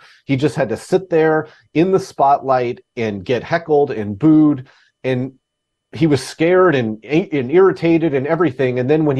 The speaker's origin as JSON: {"language": "English", "region": "Alaska", "country": "United States", "tie": "born or raised there", "said": "I grew up in Alaska. I'm the worst fisherman ever"}